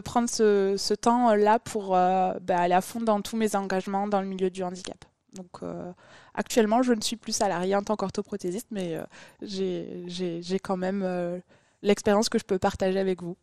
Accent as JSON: {"language": "French", "town": "Toulouse", "region": "Occitania", "country": "France", "tie": "born or raised there", "said": "je suis une vraie Toulousaine, je suis née à Toulouse. Après, j'ai grandi à côté de Toulouse"}